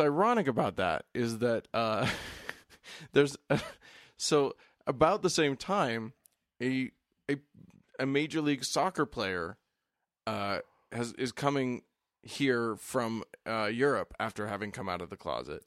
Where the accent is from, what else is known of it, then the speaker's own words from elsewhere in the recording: the West, United States; I'm from the West. States are big out here.